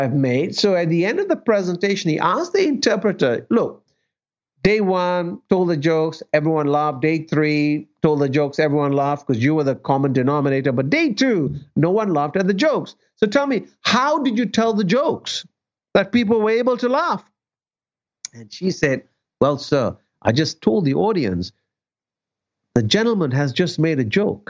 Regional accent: Malaysia; moved away; my parents in Malaysia

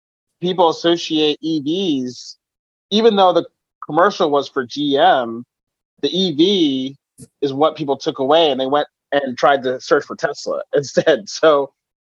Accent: Philadelphia, Pennsylvania, United States; I grew up in Philadelphia

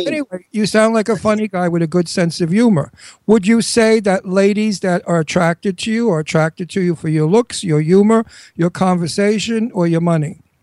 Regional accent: New York, United States; accent: New York; I'm a native New Yorker, as you can hear

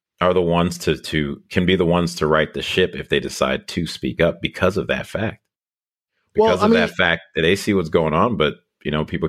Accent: Evanston, Illinois, United States; moved away as an adult; also born or lived in New York / Liberia / Chicago; now in Los Angeles, United States; I grew up in Evanston, Illinois, which is right north of Chicago

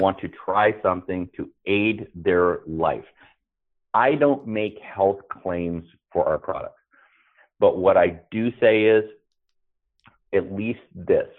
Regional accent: San Francisco, California, United States; also born or lived in Marin County / Oregon / Wyoming; I grew up in the San Francisco Bay Area, primarily in San Francisco and Marin County, right across the Golden Gate Bridge

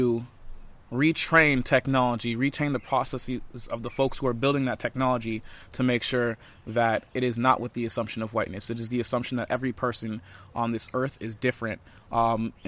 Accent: Hollywood, Florida, United States; moved away as an adult; now in California, United States; I'm from Miami, born and raised. Hollywood specifically. I'm from Hollywood, Florida.

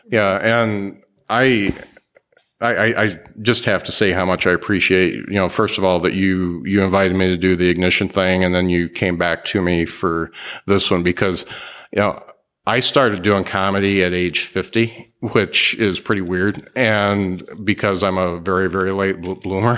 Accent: Mishawaka, Indiana, United States; I'm from Mishawaka

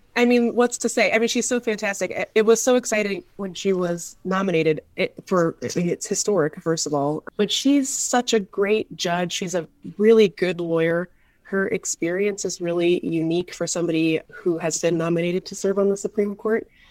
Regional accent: Seattle, Washington, United States; moved away; I grew up in Seattle

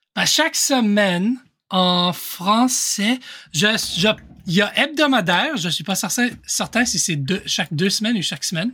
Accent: Ontario, Canada; accent: mix of Canadian French and French French; Mais j'ai j'ai vécu toute ma vie au Canada. J'ai fait une, mon éducation à une école en français au Canada, en Ontario. Et donc, euh, mon accent, c'est un mélange de, de, français canadien avec euh, du français français aussi

